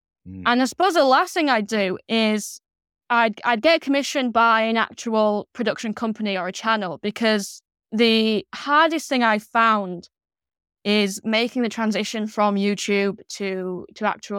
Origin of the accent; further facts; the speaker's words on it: Yorkshire and the Humber, United Kingdom; So because I was from Yorkshire, you know, I could be sort of the northern one.